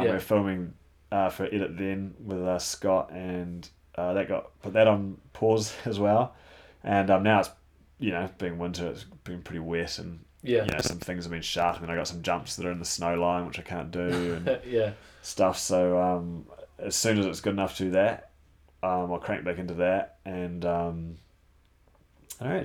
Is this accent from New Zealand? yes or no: yes; New Zealand; I was from New Zealand